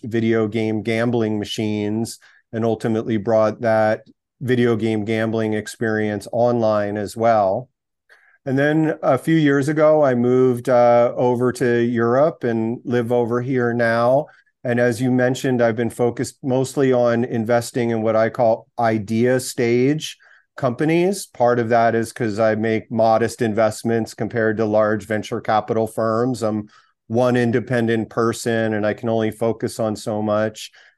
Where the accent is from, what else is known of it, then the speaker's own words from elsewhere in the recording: Pennsylvania, United States; born there; I guess just biographically, I was born in outside of Philadelphia.